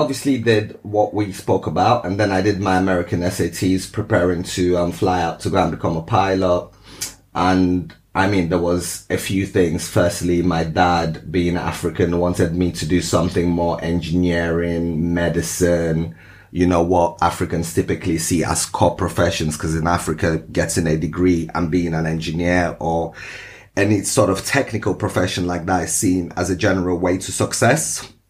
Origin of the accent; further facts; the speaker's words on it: Moscow, Russia; born there; also born or lived in Lagos, Nigeria; I was born in Moscow and then I moved to Lagos, Nigeria for a short while, back to Moscow.